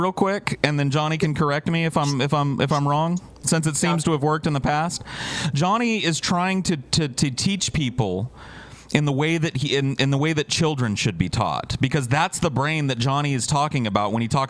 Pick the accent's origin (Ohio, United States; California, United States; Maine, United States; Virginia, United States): California, United States; Madera; moved away; I was born and raised in Madera, California, brother.